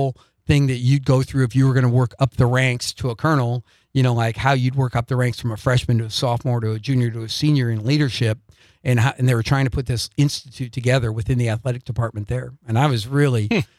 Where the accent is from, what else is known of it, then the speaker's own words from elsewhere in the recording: Doland, South Dakota, United States; moved away; I'm from Dolan, South Dakota